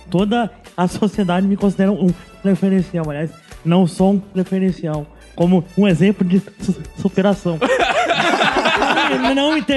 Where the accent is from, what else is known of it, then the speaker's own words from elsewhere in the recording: São Paulo, Brazil; eu sou de São Paulo